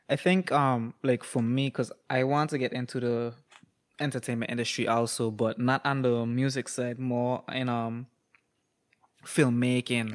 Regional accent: Toronto, Ontario, Canada; I was born in Toronto, Canada

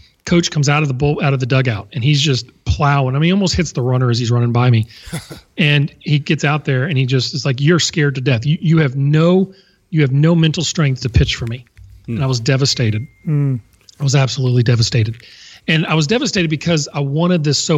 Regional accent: Baton Rouge, Louisiana, United States; I'd waited 4 years in my hometown to play at LSU

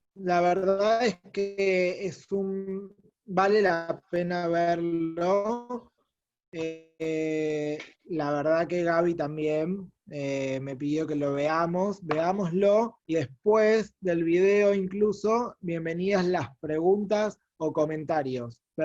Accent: Argentina; como judíos argentinos

